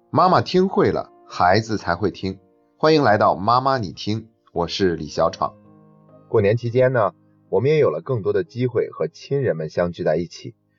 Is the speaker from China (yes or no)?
yes; China; 我们中国人